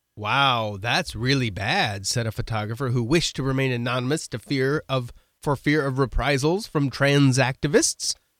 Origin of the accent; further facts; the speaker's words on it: West Coast, United States; I'm from the West Coast, but not Seattle